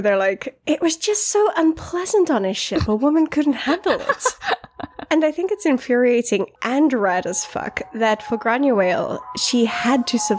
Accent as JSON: {"language": "English", "country": "United Kingdom", "said": "because, you know, we're British. Even me."}